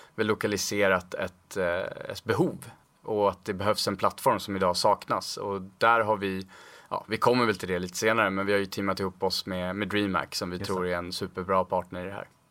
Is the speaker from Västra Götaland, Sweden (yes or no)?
no; Stockholm, Stockholm County, Sweden; född och uppvuxen i Stockholm